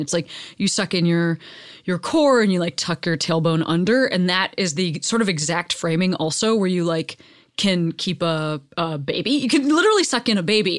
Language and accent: English; Midwest, United States; now in Los Angeles, United States; growing up in the Midwest